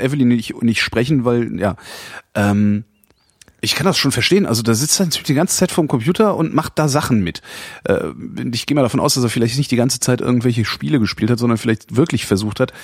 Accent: West Germany, Germany; Ich kann als Westdeutscher

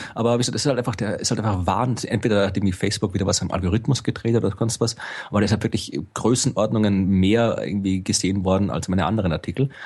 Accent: Austria; ich bin Österreicher

